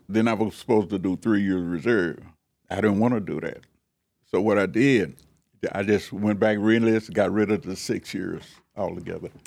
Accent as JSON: {"language": "English", "town": "Carrollton", "region": "Texas", "country": "United States", "tie": "born or raised there", "said": "we were raised up on Keller, Keller Spring Road, about halfway between Marsh Lane and Joseph Lane"}